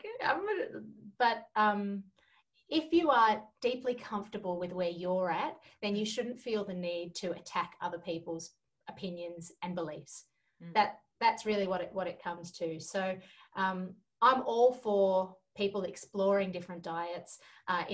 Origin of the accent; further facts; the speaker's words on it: Georgia; moved away; I grew up in Georgia in the former Soviet Union.